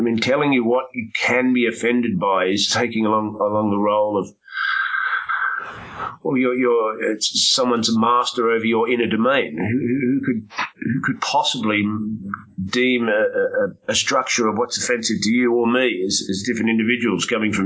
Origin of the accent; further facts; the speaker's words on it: Australia; growing up in Australia